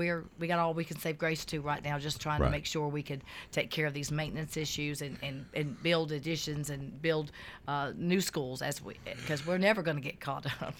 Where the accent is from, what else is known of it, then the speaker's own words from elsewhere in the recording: Rutherford County, Tennessee, United States; I'm very proud to say I'm from Rutherford County.